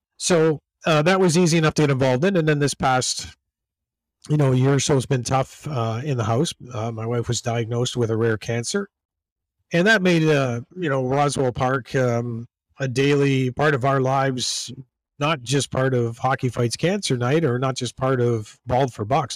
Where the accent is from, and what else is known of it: Georgetown, Ontario, Canada; born or raised there; moved away as an adult; also born or lived in Toronto, Ontario; now in Buffalo, United States